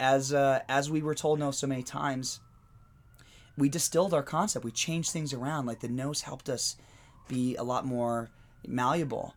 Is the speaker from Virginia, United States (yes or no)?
no; Pennsylvania, United States; moved away; my hometown in Pennsylvania